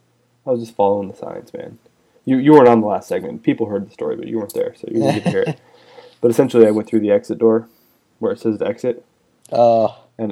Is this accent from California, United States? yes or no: yes; Northern California, United States; born and raised West Coast, right, all the way.